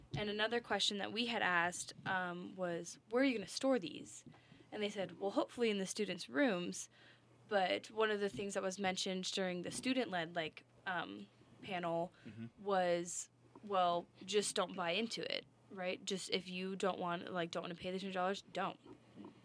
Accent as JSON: {"language": "English", "region": "Colorado", "country": "United States", "said": "I'm from Colorado"}